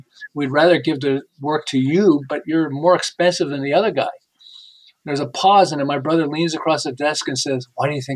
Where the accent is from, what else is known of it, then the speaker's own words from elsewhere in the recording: Montreal, Quebec, Canada; now in Southern California, United States; I live in Southern California, but I'm originally from Montreal. And 37 years ago, we moved to Southern California.